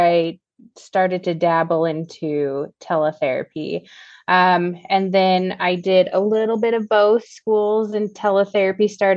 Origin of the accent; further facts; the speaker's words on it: Seattle, Washington, United States; I'm from the Seattle area.